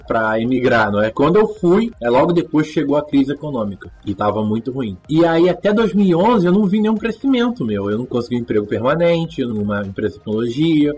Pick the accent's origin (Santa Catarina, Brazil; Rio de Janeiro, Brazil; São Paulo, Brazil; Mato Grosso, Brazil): Rio de Janeiro, Brazil; São Gonçalo; moved away as an adult; also born or lived in Ireland; now in Poland; Nasci e cresci no São Gonçalo, Rio de Janeiro, no estado do Rio de Janeiro